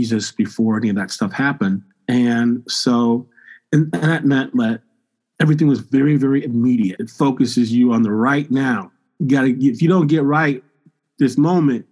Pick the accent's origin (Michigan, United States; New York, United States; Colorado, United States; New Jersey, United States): Michigan, United States; I grew up in Michigan.